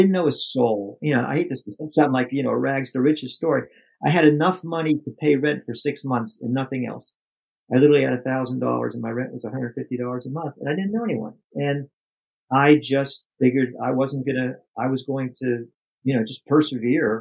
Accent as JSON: {"language": "English", "town": "Pittsburgh", "region": "Pennsylvania", "country": "United States", "tie": "born or raised there", "said": "I'm from the States and grew up in Pennsylvania, in Pittsburgh"}